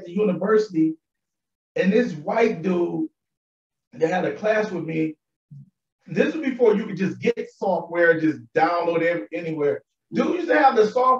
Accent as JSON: {"language": "English", "town": "Buffalo", "region": "New York", "country": "United States", "tie": "born or raised there", "said": "I grew up on Buffalo"}